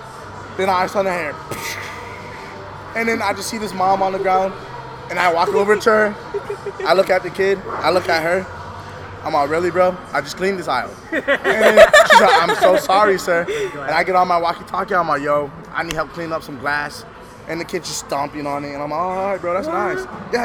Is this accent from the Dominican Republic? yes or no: yes; Dominican Republic; accent: Dominican; No, my Dominican accent.